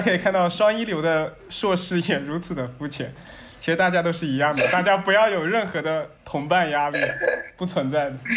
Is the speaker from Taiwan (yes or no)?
no; southern China, China; 我是所以南方人